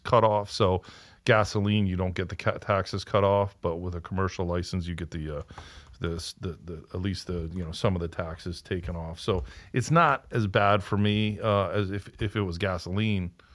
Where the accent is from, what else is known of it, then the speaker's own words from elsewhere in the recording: Rhode Island, United States; we're also from Rhode Island, so a twenty minute drive